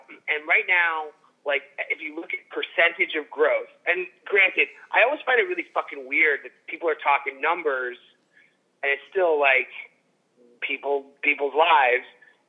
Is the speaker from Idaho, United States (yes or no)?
no; New York, United States; now in Los Angeles, United States; I mean, when I grew up in New York, right?